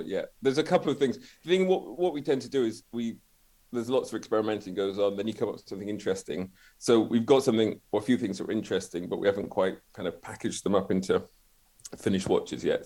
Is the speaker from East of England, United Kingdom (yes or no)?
no; Glasgow, Scotland, United Kingdom; I'm from Glasgow.